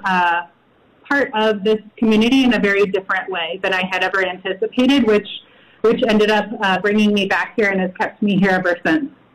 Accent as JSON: {"language": "English", "region": "Midwest", "country": "United States", "also_born_or_lived": "El Paso, Texas", "moved": "as an adult", "lives_now": "Las Cruces, United States", "said": "I'm originally from the Midwest"}